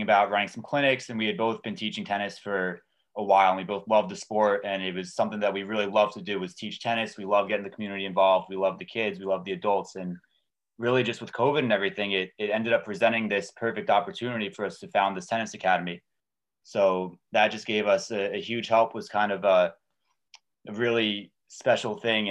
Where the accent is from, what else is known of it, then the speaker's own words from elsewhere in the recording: Montclair, New Jersey, United States; I'm from Montclair. I've lived here pretty much my entire life. My family moved here when I was 5